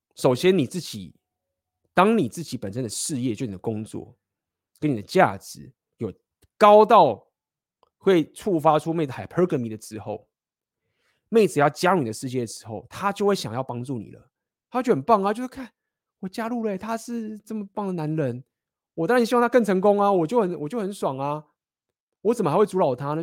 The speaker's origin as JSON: {"language": "Chinese", "country": "Taiwan", "said": "我们台湾人"}